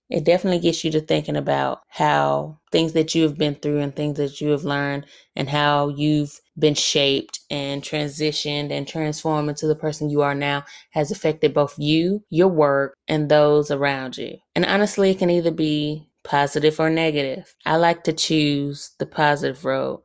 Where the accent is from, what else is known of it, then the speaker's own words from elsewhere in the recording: Alabama, United States; I am from Alabama